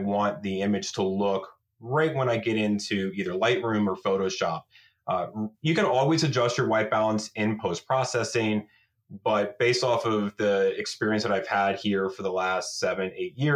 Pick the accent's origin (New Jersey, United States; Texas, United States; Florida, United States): Florida, United States; moved away as an adult; now in Camas, Washington, United States; growing up in Florida, you don't have a fall season.